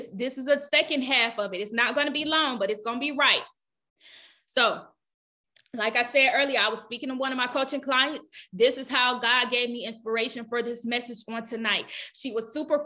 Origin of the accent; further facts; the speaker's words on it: the South, United States; I'm from the South